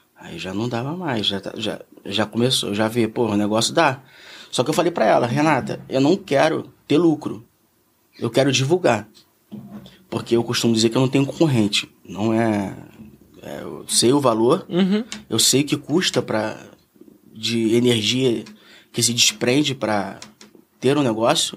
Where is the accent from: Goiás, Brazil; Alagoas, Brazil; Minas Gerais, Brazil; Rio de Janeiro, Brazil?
Rio de Janeiro, Brazil; Eu nasci em Ipanema, eu fui criado em Ipanema.